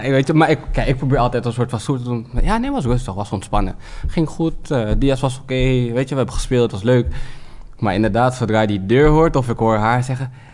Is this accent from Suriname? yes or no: yes; Suriname; als Surinaamse man